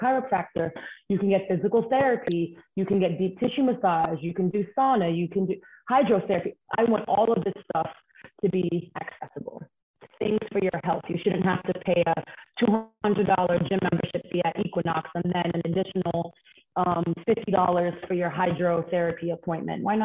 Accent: New York City, New York, United States; I grew up in Bedside, Brooklyn.

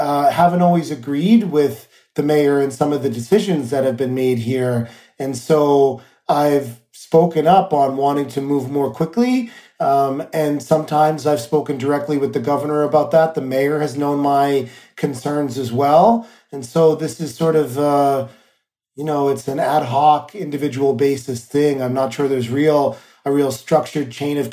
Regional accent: New York City, New York, United States; as a New Yorker

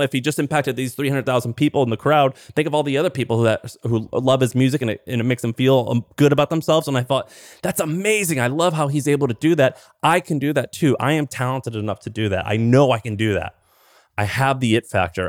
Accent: Missouri, United States; I grew up in Missouri

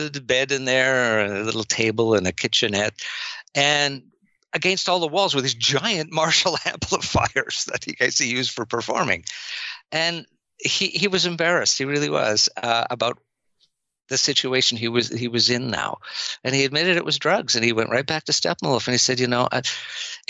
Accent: Canada; I'm Canadian

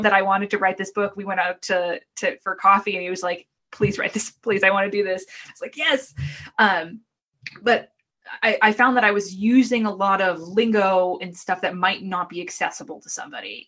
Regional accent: Boston, Massachusetts, United States; moved away; also born or lived in Brooklyn; I'm from the Boston area. I have an awful accent

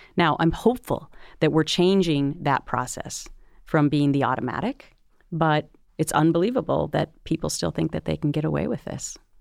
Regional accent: Minnesota, United States; I grew up in Minnesota where it's Minnesota nice

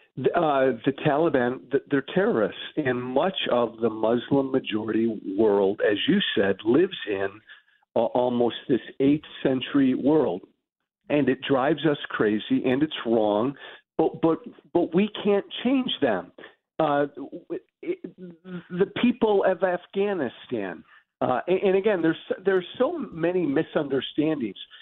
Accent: United States; I'm glad I'm American

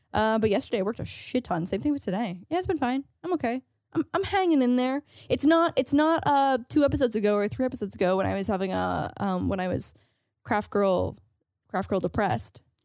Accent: St. Catharines, Ontario, Canada; moved away; Saint Catherine's, my hometown

